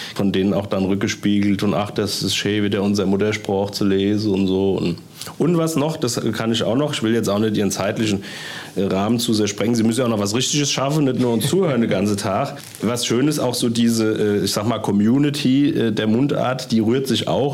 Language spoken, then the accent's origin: German; Kloppenheim, Hesse, Germany; in Kloppenheim, also wo ich herkomme